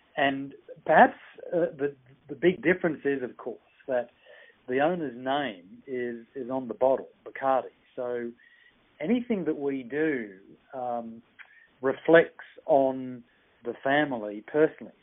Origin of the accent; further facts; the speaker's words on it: Australia; moved away as an adult; also born or lived in Sydney, Australia / Kenya / United Kingdom / Netherlands; now in Hong Kong; my home country in Australia